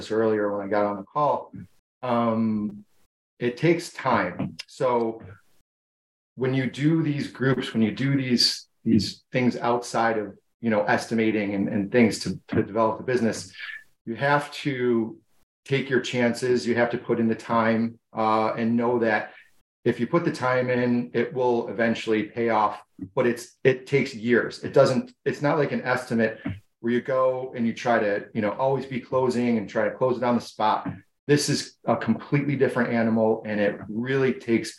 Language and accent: English; Buffalo, New York, United States; I'm from Buffalo, New York